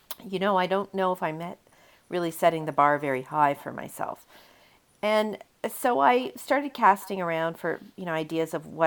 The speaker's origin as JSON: {"language": "English", "country": "Canada", "said": "I'm a Canadian"}